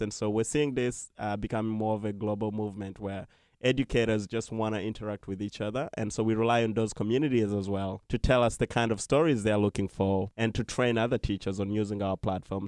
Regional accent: Uganda; now in New York, United States; I'm originally from Uganda

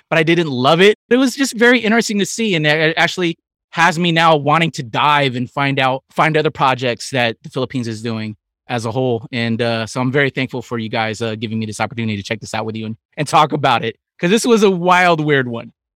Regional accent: United States; I'm an American kid growing up here

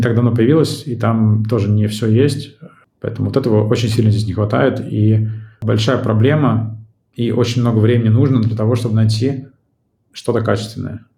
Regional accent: Saint Petersburg, Russia; moved away as an adult; now in Tbilisi, Georgia; родился и вырос в Петербурге

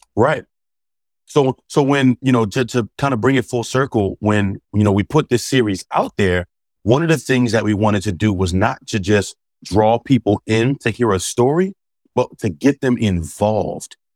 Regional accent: Philadelphia, Pennsylvania, United States; growing up in Philadelphia, where my high school was

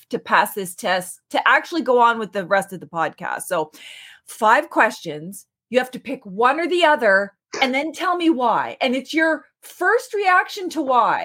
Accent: the Maritimes, Canada; I'm from the Maritimes

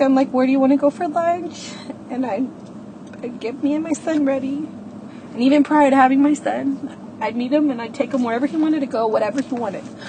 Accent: Houston, Texas, United States; I'm 30 years old and I'm from Houston, Texas

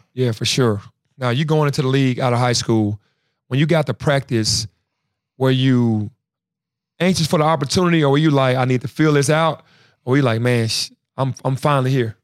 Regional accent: Memphis, Tennessee, United States; being from Memphis

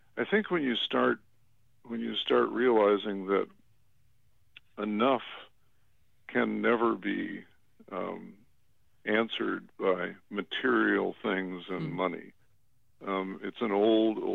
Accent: Chicago, Illinois, United States; growing up in an affluent community on the North Shore of Chicago. I was born in Chicago, but my family eventually moved up to the North Shore

